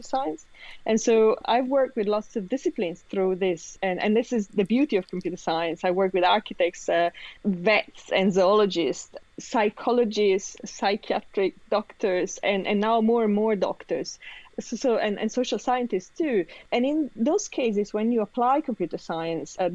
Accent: Reggio Emilia, Emilia-Romagna, Italy; moved away; I was brought up in Italy, in Reggio Emilia, which is a city close to Parma

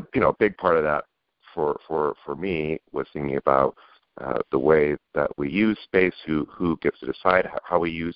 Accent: just outside of Seattle, Pacific Northwest, Washington, United States; now in San Francisco, United States; I grew up in the Great Pacific Northwest, just outside of Seattle

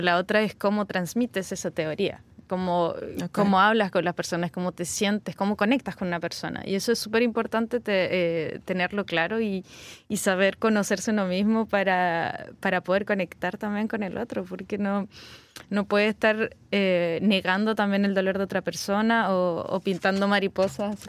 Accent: Valparaíso, Chile; moved away; la quinta región de donde yo vengo

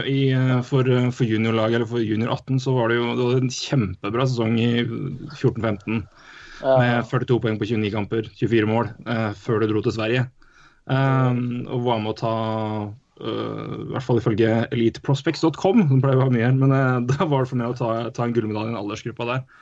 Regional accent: Lørenskog, Akershus, Norway; Jeg er født og oppvokst i Lørenskog

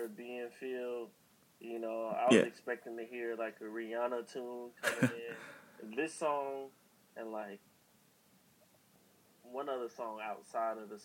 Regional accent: Chicago, Illinois, United States; we're both from Chicago.

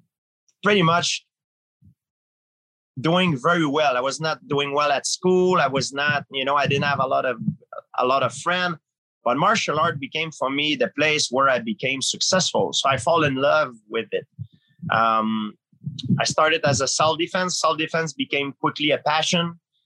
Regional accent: Canada; Now I realize it's all wrong because I'm from Canada, you know, and there's much, much worse place.

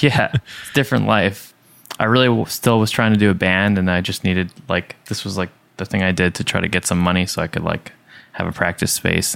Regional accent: Long Island, New York, United States; I was raised in Long Island pretty close to the beach

